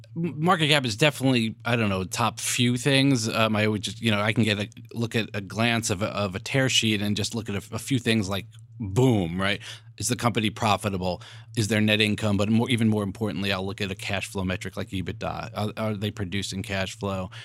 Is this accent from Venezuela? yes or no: no; New York, United States; I'm a New Yorker